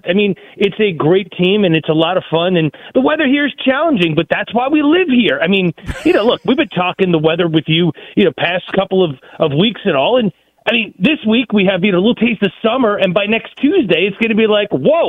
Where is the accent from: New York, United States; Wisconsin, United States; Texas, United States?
New York, United States; Long Island; moved away as an adult; also born or lived in Albany, New York / Utica, New York; I grew up in Long Island, okay, and at age 5, I witnessed my first blizzard